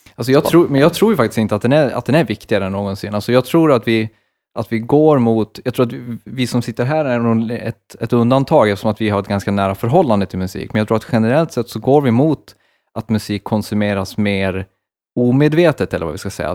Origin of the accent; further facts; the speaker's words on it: Borlänge, Dalarna County, Sweden; den största musikfestivalen i Sverige är ju från min hemstad